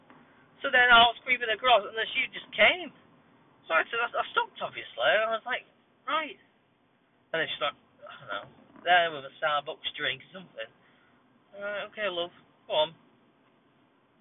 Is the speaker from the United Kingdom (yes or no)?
yes; Bolton, North West England, United Kingdom; also born or lived in Atherton; This is the hometown. I was born in Bolton, you know. I'm a Bolton lad